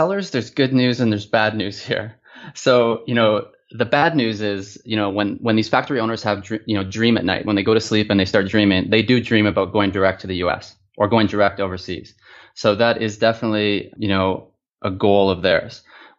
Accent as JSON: {"language": "English", "town": "Toronto", "region": "Ontario", "country": "Canada", "lives_now": "China", "said": "That's right. Yeah. I'm from Toronto."}